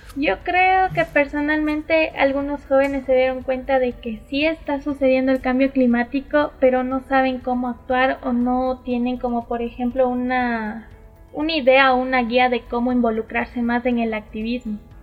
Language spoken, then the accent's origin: Spanish; Latacunga, Cotopaxi, Ecuador; yo nací en La Tacunga, tengo raíces indígenas por parte de mi mami